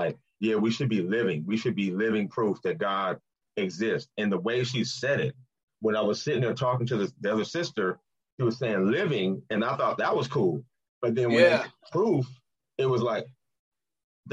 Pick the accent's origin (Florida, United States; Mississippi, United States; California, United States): California, United States; moved away as an adult; now in Ohio, United States; I'm from California, man. I just moved to Ohio about a year and a half ago.